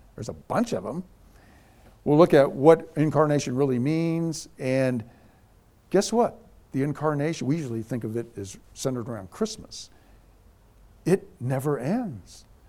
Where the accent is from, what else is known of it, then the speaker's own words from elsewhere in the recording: Scotland, United Kingdom; I'm a Scotsman.